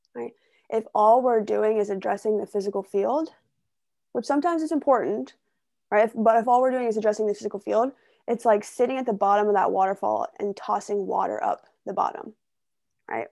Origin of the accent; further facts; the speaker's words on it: Ohio, United States; moved away; I grew up in Ohio in a small town